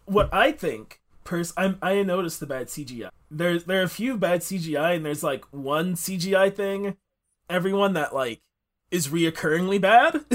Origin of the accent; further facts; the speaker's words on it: United States; we are two American people